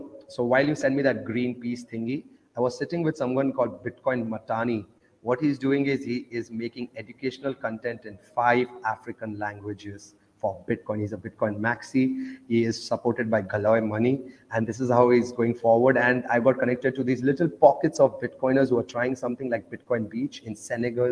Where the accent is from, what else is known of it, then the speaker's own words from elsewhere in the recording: Oman; moved away; also born or lived in India; I grew up in Oman, though. That's next to Dubai. So I grew up in a Muslim country